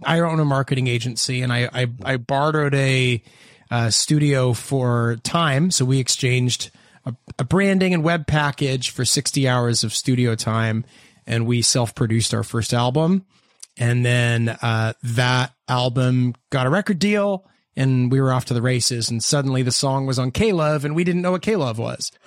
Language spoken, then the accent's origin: English; Hamilton, Ontario, Canada; we're from Hamilton, Ontario, Canada.